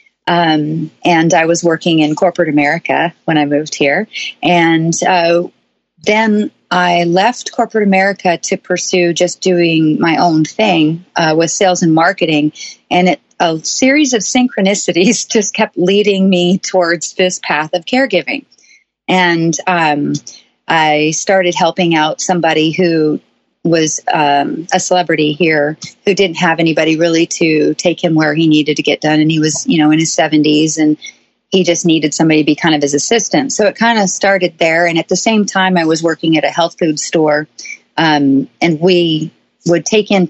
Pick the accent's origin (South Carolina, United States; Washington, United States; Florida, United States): Washington, United States; Seattle; moved away as an adult; now in Nashville, United States; I am originally from Seattle, Washington, but I moved Nashville